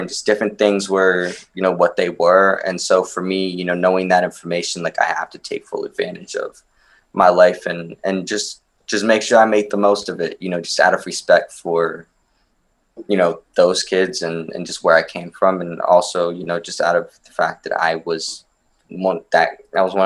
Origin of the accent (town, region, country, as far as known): Maryland, United States; born or raised there; also born or lived in Romania